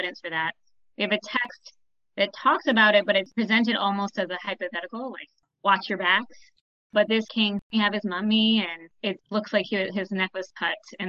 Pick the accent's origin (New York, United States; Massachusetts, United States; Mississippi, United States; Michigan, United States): Michigan, United States; moved away; I grew up in Michigan, went to public school